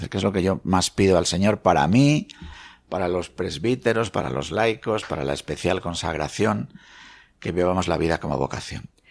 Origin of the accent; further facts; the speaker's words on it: Meneses de Campos, Castile and León, Spain; la Virgen de mi pueblo, que es la Virgen del Tobar